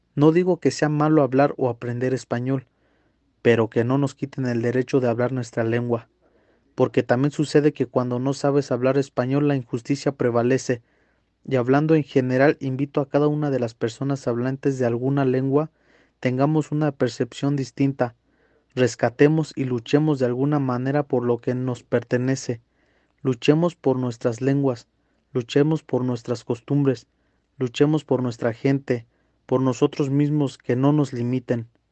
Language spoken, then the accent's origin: Spanish; Agua Obscura, Oaxaca, Mexico; now in Mexico City, Mexico; soy orgullosamente hablante mazateco, proveniente del estado de Oaxaca, exactamente de una comunidad llamada Agua Obscura, ubicada en el municipio de San José Tenango.